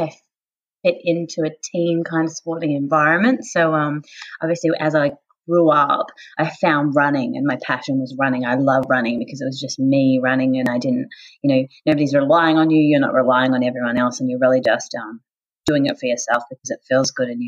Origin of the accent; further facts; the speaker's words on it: Tasmania, Australia; now in Sunshine Coast, Australia; as a child growing up in Tasmania